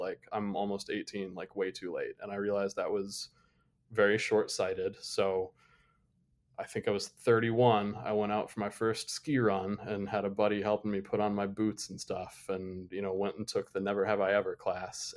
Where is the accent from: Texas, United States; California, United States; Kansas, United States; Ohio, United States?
Ohio, United States; Toledo; moved away; growing up outside of Toledo, Ohio